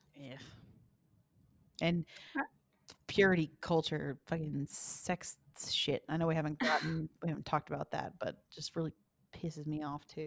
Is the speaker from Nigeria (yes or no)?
no; the South, United States; moved away; I'm from the South